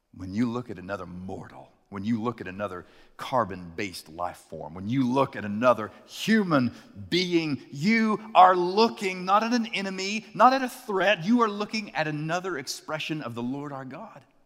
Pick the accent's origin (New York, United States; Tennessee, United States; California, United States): Tennessee, United States; Chattanooga; The first time I heard the term carjacking, uh, was in my hometown